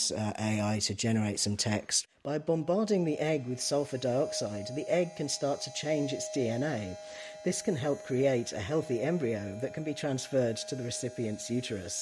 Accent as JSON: {"language": "English", "area": "East Anglia", "region": "East of England", "country": "United Kingdom", "moved": "yes", "lives_now": "Ireland", "said": "the part of England that I'm originally from East Anglia"}